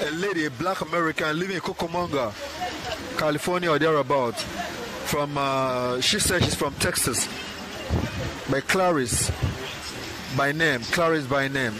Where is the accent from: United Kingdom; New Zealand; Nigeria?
Nigeria; Imo; I'm Igbo by tribe, and I hail from Imo State, in the eastern part of Nigeria.